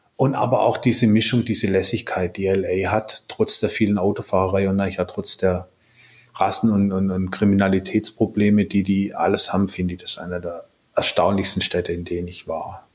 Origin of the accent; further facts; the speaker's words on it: Swabia, Germany; moved away; ich bin ja Schwabe